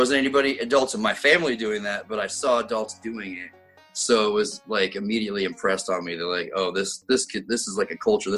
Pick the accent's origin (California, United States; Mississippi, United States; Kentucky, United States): California, United States; now in Ellensburg, United States; I'm originally from Southern California, like in between Bakersfield and Fresno in the San Joaquin Valley. I transplanted here the first time in 1988.